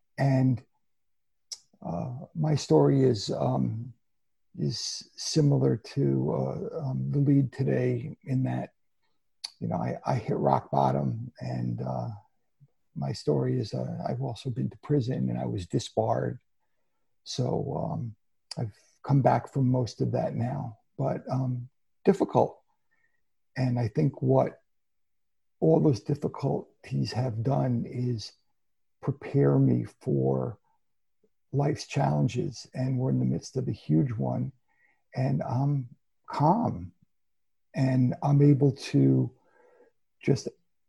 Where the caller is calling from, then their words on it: Woodbury, Connecticut, United States; I'm calling in from Woodbury, Connecticut in the Litchfield Hills.